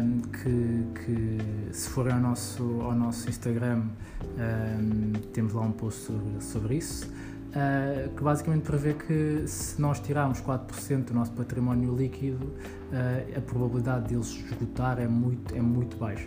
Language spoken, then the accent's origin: Portuguese; Lisbon, Portugal; eu nasci em Lisboa, um, tive quase toda a minha vida aqui em Lisboa